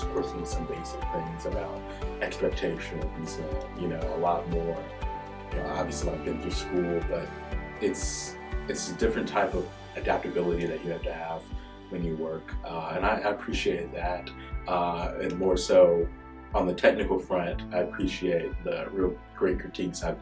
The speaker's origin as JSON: {"language": "English", "town": "Jackson", "region": "Mississippi", "country": "United States", "said": "I'm from right here in Jackson, Mississippi."}